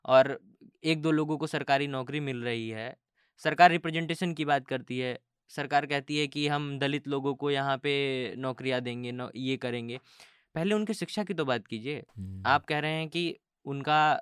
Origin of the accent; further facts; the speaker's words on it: Mirzapur, Uttar Pradesh, India; मैं मैं जिस जगह से आता हूँ मैं हम्म। मिर्ज़ापुर से आता हूँ उत्तर हम्म। प्रदेश के